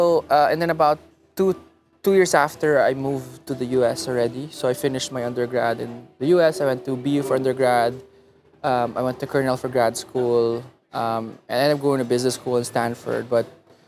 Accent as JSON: {"language": "English", "town": "Muntinlupa", "region": "Metro Manila", "country": "Philippines", "tie": "born or raised there", "also_born_or_lived": "Los Angeles, United States / Davao, Philippines", "said": "I was born in LA, but then I grew up in Manila most of my life."}